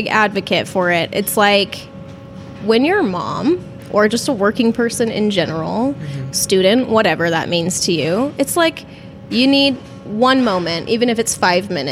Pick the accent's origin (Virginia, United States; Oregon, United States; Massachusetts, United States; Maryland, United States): Maryland, United States; moved away as an adult; I've lived here for like 10 years